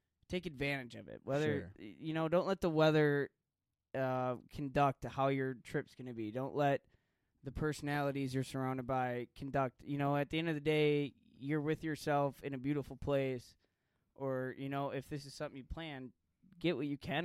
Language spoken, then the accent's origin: English; Green Bay, Wisconsin, United States; we're from Green Bay